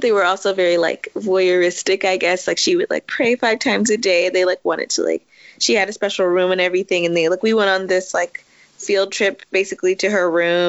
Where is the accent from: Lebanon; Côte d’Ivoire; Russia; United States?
United States; Washington, District of Columbia; I grew up in Washington, D.C., DMV, in a very black neighborhood.